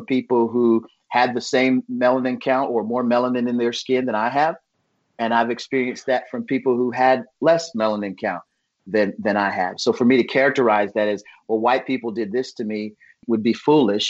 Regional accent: United States; I grew up in America

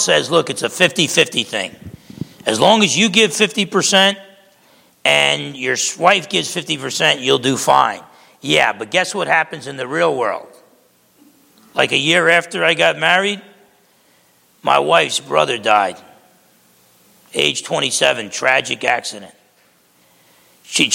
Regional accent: Essex County, New Jersey, United States; moved away; I grew up back in Essex County, New Jersey.

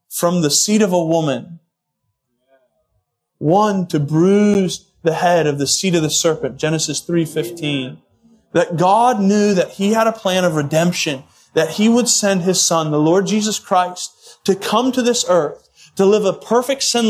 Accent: United States; I'm an American, so I'm a mutt

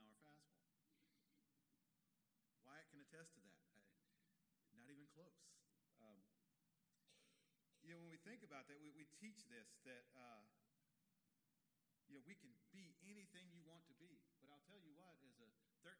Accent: Texas, United States; As a young boy growing up in Texas

